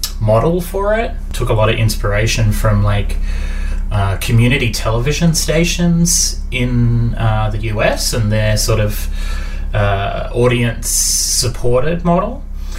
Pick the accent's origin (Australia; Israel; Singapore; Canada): Australia; Muswellbrook, New South Wales; I'm a Gamilaroi Darug man. I was born in Musselbrook